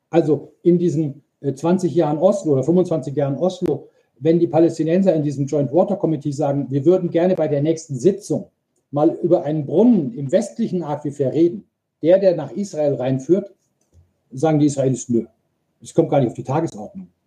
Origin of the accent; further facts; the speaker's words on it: Munich, Bavaria, Germany; Also ich komme aus München, das ist so wie bei uns aus den Alpen das Wasser, das, das gleiche Gestein.